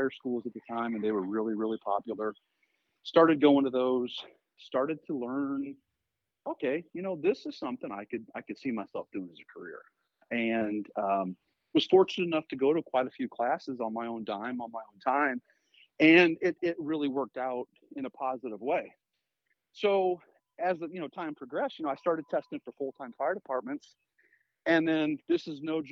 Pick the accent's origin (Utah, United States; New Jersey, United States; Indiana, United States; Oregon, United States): Indiana, United States; South Bend; here in my hometown, South Bend, Indiana